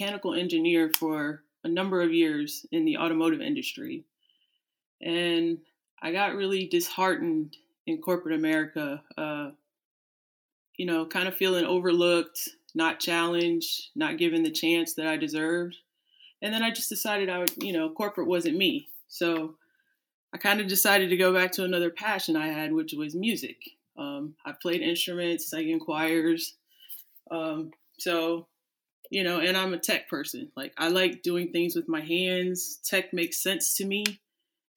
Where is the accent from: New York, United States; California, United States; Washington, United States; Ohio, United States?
Ohio, United States; Cleveland; moved away as an adult; now in Florida, United States; I grew up outside Cleveland